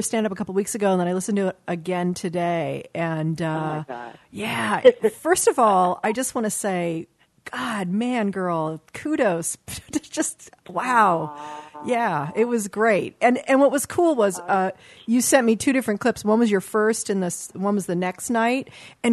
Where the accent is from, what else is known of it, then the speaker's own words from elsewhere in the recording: Los Angeles, California, United States; also born or lived in Westchester, Los Angeles; I grew up in Brentwood and the Palisades